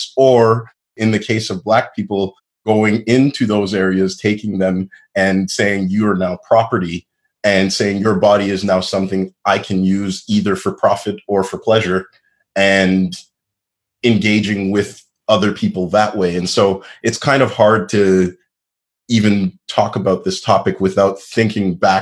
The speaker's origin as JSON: {"language": "English", "town": "Montreal", "region": "Quebec", "country": "Canada", "tie": "born or raised there", "said": "I grew up in a Anglophone area of Montreal that was mostly a suburb"}